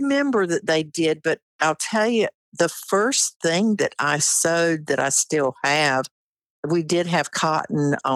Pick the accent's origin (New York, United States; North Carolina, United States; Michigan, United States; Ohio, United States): North Carolina, United States; Wayne County; I grew up in Wayne County, North Carolina, on a tobacco farm